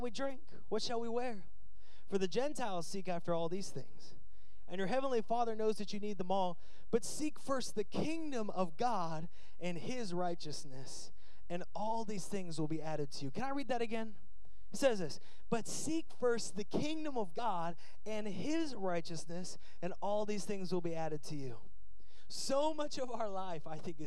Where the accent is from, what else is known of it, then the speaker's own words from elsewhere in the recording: United States; I'm American through and through